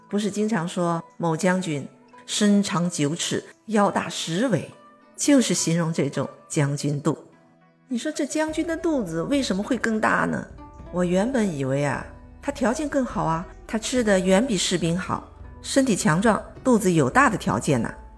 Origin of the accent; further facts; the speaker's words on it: China; 我们中国人并不崇拜肌肉